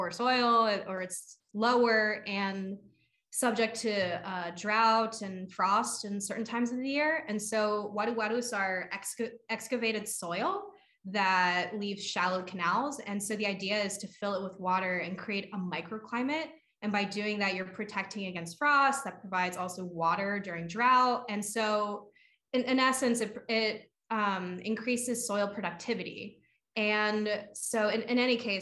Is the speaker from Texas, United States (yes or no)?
no; Lansdale, Pennsylvania, United States; I grew up in Lansdale. Like I grew up with chickens and fruit trees